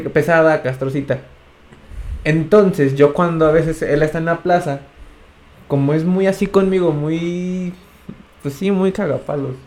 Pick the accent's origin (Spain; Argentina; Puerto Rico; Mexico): Mexico; San Luis Potosí; todos somos potosinos